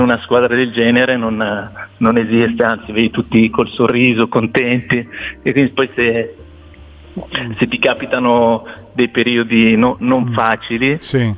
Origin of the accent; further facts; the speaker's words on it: Cusago, Lombardy, Italy; io sono di Cusago, Trezzano sul Naviglio